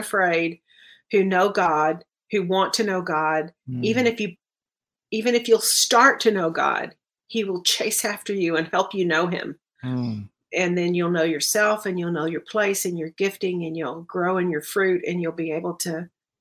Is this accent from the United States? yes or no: yes; Dallas, Texas, United States; moved away; I'm from Dallas originally